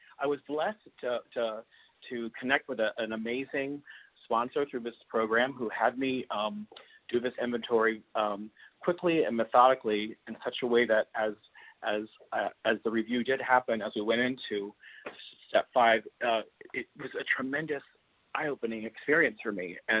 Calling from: Beijing, China; I'm calling from Beijing, China.

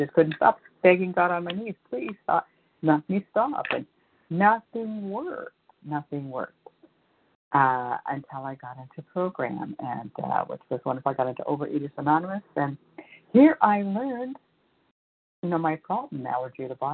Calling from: California, United States; from California.

